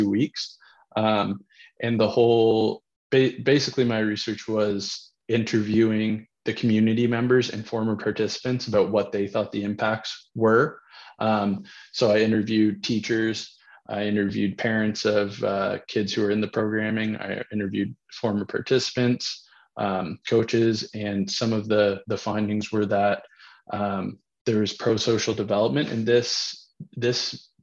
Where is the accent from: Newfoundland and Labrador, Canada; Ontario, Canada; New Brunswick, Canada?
New Brunswick, Canada; I'm originally from Gary, New Brunswick, a small town, and I grew up playing rugby in high school